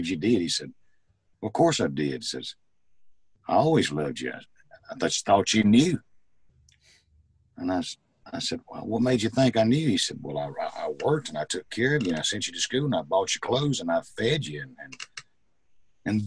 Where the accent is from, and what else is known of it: Mississippi, United States; born or raised there; also born or lived in Mobile, Alabama